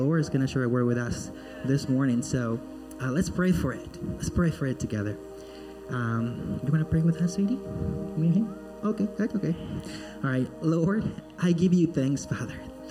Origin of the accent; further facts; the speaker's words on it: Peru; now in Florida, United States; I am originally from Peru, born and raised in Peru.